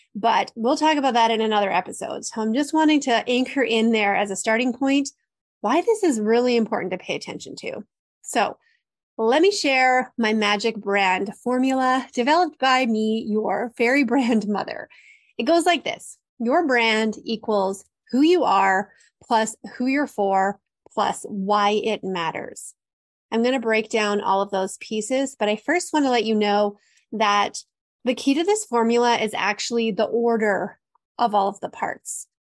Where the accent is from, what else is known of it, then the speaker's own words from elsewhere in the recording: Canada; I'm Canadian